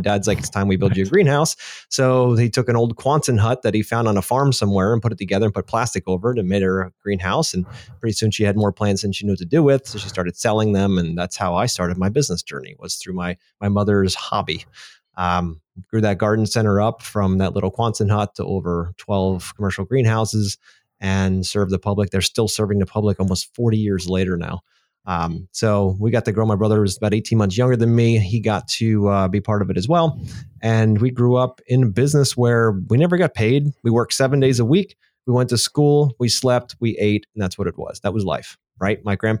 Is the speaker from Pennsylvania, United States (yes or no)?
yes; Easton, Pennsylvania, United States; I was born and raised in Easton, Pennsylvania, a little town next to the Delaware River, about as east of, as far as east you can get in Pennsylvania before you end up in New Jersey.